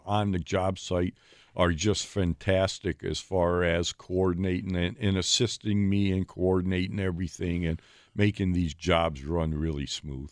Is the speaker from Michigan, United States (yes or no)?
no; Ohio, United States; now in Milwaukee, United States; I grew up in Ohio uh, with my father